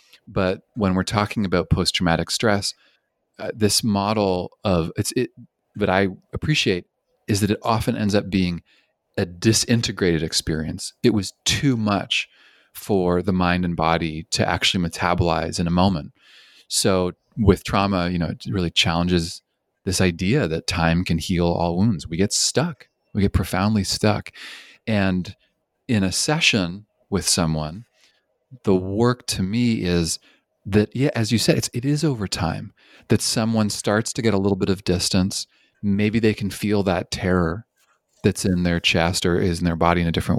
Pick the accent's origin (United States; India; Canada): Canada; also born or lived in British Columbia; I'm originally from Canada, and I spent 10 years in British Columbia.